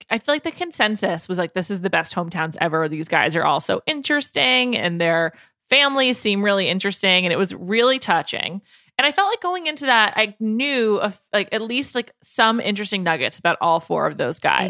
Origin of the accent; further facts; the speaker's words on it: New York, United States; moved away as an adult; also born or lived in Chicago; I grew up in New York, went to college in Chicago